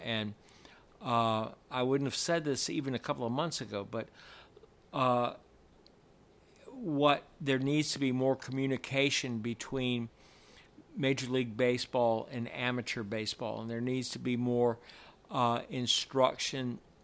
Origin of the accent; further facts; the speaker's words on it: James River, Virginia, United States; now in Atlanta, United States; I grew up on the James River